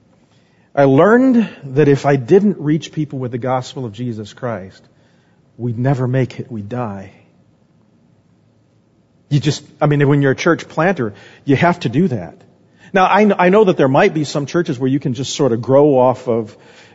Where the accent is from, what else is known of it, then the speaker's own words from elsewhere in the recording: Phoenix, Arizona, United States; moved away; also born or lived in Omaha, Nebraska; I grew up in Phoenix.